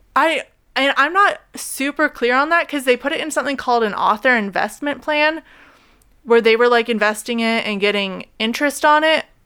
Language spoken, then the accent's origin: English; Oregon, United States; we're both from Oregon